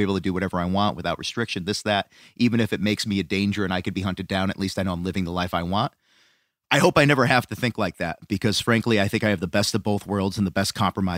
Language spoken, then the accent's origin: English; Scotland, United Kingdom; I can't help it that I'm Scottish and I have red in my beard.